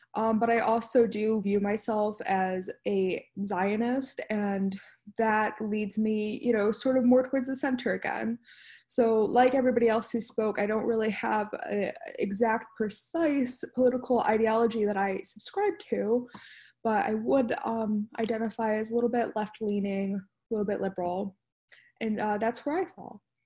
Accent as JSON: {"language": "English", "town": "Detroit", "region": "Michigan", "country": "United States", "tie": "born or raised there", "said": "I was um, raised in Metro Detroit area"}